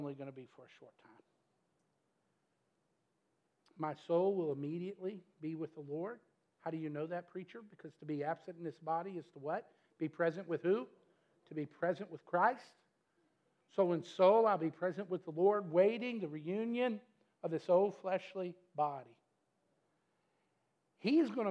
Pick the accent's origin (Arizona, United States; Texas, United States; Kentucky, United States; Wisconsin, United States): Kentucky, United States; Metcalfe County; moved away as an adult; now in Glasgow, United States; we are from Chicago, Metcalf County originally